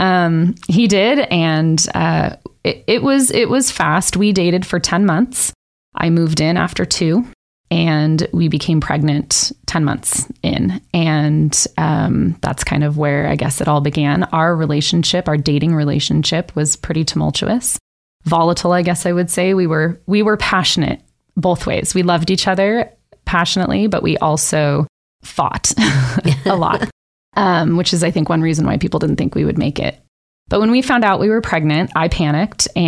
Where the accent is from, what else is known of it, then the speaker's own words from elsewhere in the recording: California, United States; moved away as an adult; also born or lived in Nevada; I was raised in California and moved around, went to three high schools in 4 years and all over California, and then finally settled in Nevada